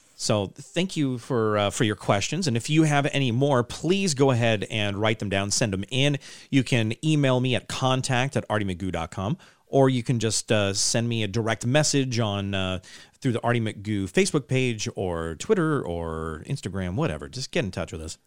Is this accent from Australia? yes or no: no; Pasadena, California, United States; I grew up in Pasadena, California, just south of there, and it's, it's a big city